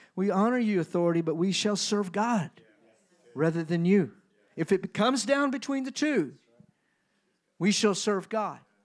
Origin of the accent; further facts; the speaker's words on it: United States; I'm American